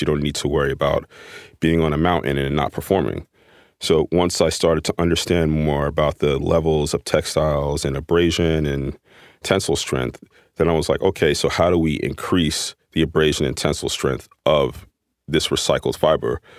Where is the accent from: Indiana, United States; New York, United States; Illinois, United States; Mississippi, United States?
New York, United States; New York City; Growing up in Manhattan and coming out of my house and seeing the Empire State Building